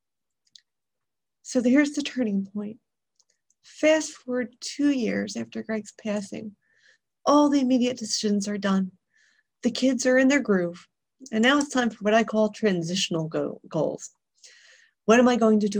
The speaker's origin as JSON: {"language": "English", "town": "Philadelphia", "region": "Pennsylvania", "country": "United States", "tie": "born or raised there", "also_born_or_lived": "Europe", "moved": "as an adult", "said": "I was born and raised in Philadelphia, so I talk really fast"}